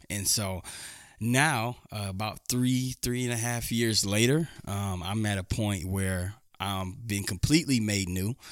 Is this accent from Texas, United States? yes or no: yes; Houston, Texas, United States; moved away as an adult; now in Dodge City, United States; Houston, Texas native